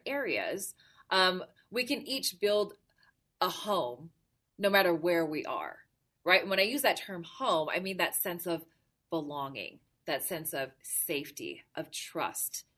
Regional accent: Salt Lake City, Utah, United States; also born or lived in Honolulu, Hawaii; I'm originally from the beautiful islands of Hawaii. So I was born in Honolulu, raised here in Salt Lake City

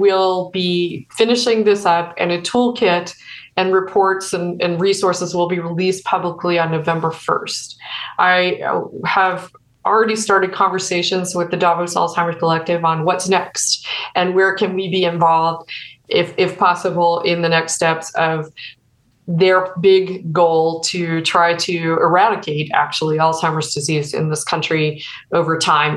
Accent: Missouri, United States; moved away; My personal experience in my home state of Missouri, it's the case there. Where my parents live, there are no healthcare providers

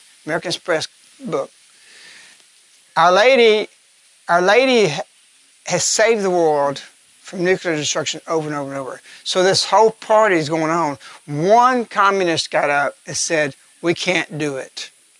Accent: England, United Kingdom; They find out I'm English. So he rushes me to the other side of the train.

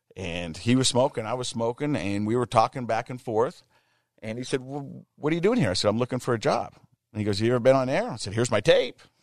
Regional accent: Ogden, Utah, United States; I'm from Ogden, Utah

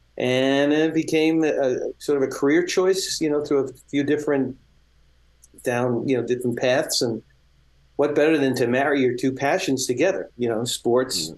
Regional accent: New York City, New York, United States; I grew up in Brooklyn

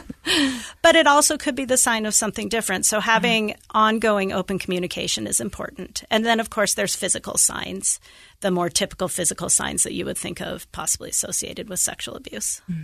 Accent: Idaho Falls, Idaho, United States; moved away as an adult; now in Utah, United States; I grew up in Idaho Falls

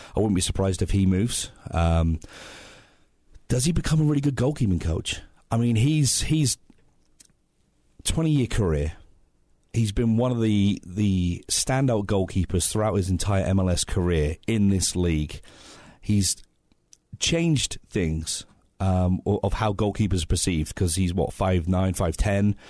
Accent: England, United Kingdom; now in United States; I'm English

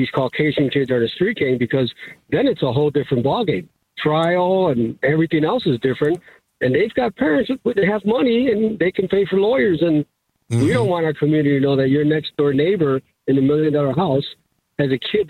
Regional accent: Chicago, Illinois, United States; now in Arizona, United States; I'm not from Arizona. I'm from Chicago, Illinois. Mm-hmm. Grew up in the city.

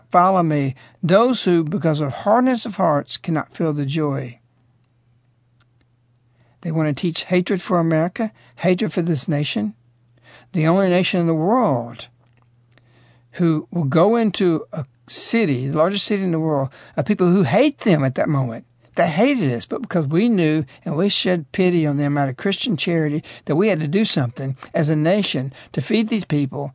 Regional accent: United States

